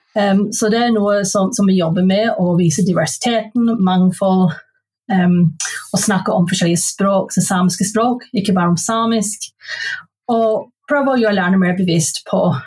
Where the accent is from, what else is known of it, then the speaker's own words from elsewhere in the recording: Belfast, Northern Ireland, United Kingdom; Norwegian is a second language; moved away as an adult; now in Norway; jeg er født og oppvokst i Belfast